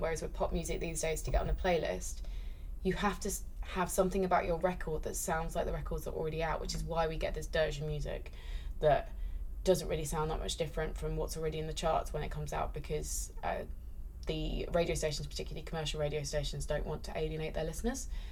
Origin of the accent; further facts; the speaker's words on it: United Kingdom; I'm British